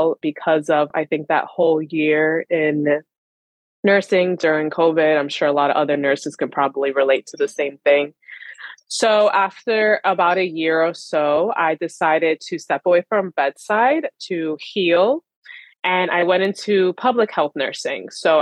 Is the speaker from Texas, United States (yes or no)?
no; Long Island, New York, United States; I am from Long Island, New York.